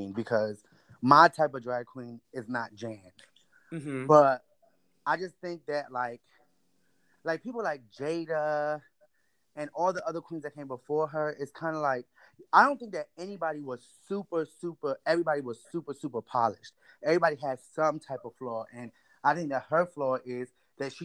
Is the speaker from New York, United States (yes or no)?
yes; New York, United States; I'm a New Yorker